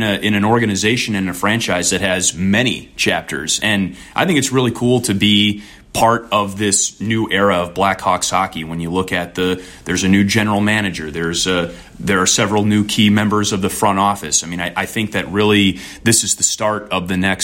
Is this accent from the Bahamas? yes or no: no; Wisconsin, United States; moved away as an adult; now in Chicago, United States; I grew up in Wisconsin